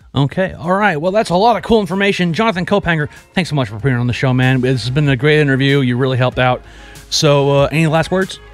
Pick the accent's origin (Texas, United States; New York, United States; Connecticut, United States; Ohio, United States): Texas, United States; I'm from Texas and people from Texas love being from Texas